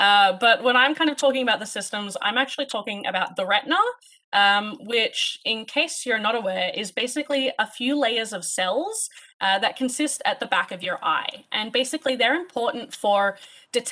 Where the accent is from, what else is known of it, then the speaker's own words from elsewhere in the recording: Sydney, New South Wales, Australia; moved away as an adult; now in Canada; I'm actually from Sydney, Australia. We are recording this in Canada. So I actually did all of my undergraduate in Sydney.